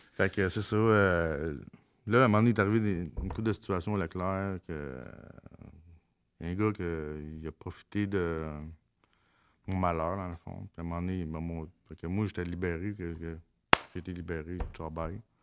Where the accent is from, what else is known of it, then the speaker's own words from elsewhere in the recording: Mont-Saint-Michel, Quebec, Canada; je viens de Mont-Saint-Michel, dans le bout de Mont-Laurier